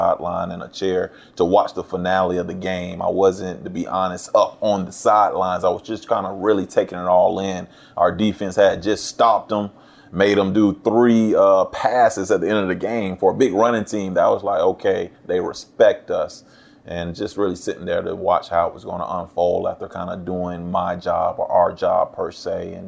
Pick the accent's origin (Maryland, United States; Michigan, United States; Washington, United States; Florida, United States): Florida, United States; St. Augustine; my hometown, St. Augustine, Florida